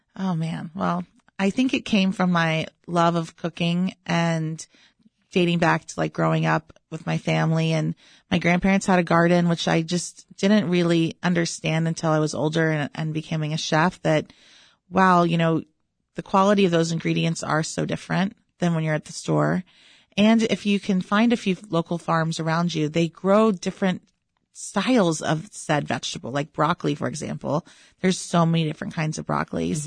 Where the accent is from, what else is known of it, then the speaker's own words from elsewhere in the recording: Texas, United States; now in Chicago, United States; growing up in Texas